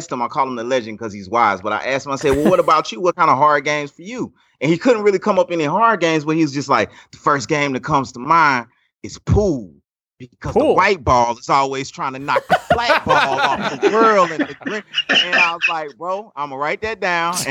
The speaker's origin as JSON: {"language": "English", "region": "South Louisiana", "country": "United States", "said": "I'm from South Louisiana"}